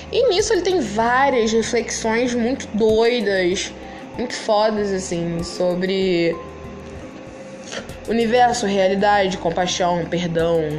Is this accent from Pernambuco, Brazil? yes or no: no; Rio de Janeiro, Brazil; eu sou carioca, eu moro no Rio de Janeiro. E eu tenho 20 anos